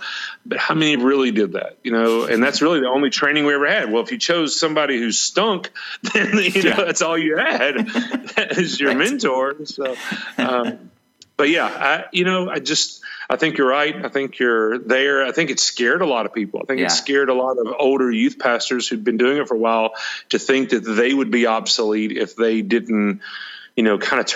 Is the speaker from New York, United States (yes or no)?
no; Alexander City, Alabama, United States; moved away as an adult; also born or lived in Auburn, Alabama / Dadeville, Alabama / Jacksonville, Florida / Jasper, Alabama; now in Roswell, United States; my hometown of Alex City, Alabama